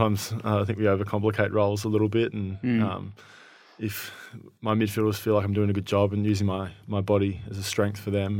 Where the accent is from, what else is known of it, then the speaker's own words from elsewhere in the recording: Shepparton, Victoria, Australia; Yeah, so I grew up in Shepparton, so about 2 hours northeast of Melbourne. And, grew up in a pretty footy loving family.